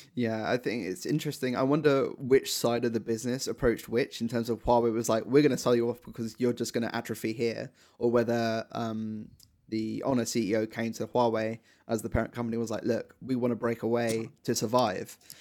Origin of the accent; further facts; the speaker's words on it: United Kingdom; as British people